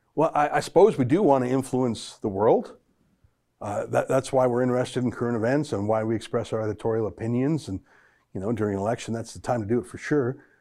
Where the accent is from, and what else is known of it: Canada